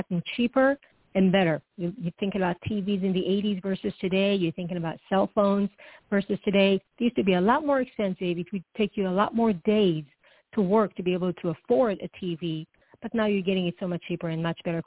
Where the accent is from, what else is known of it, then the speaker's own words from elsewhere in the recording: Israel; now in Arizona, United States; I'm from Israel